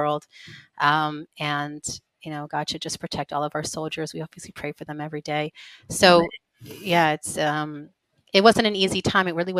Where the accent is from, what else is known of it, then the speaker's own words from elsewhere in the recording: Pittsburgh, Pennsylvania, United States; moved away as an adult; now in Israel; I'm raised in Pittsburgh, Pennsylvania, member of the Chabad community, and my parents and most of my siblings still live there